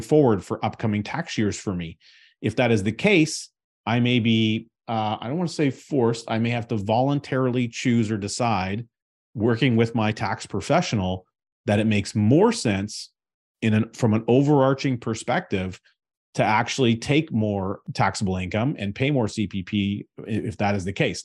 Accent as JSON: {"language": "English", "country": "Canada", "said": "as a Canadian taxpayer"}